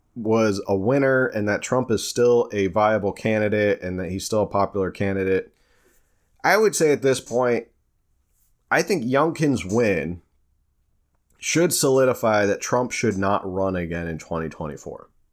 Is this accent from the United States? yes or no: yes; Warren County, New Jersey, United States; Warren County, which is where I grew up